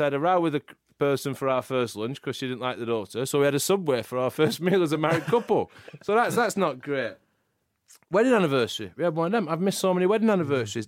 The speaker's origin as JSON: {"language": "English", "town": "Preston", "region": "North West England", "country": "United Kingdom", "tie": "born or raised there", "said": "Where I grew up in Preston"}